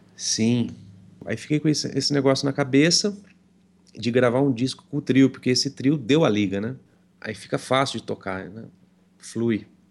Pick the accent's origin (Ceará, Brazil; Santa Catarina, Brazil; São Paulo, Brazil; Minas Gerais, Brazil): São Paulo, Brazil; Franca; Eu sou de Franca, né? Estado de São Paulo.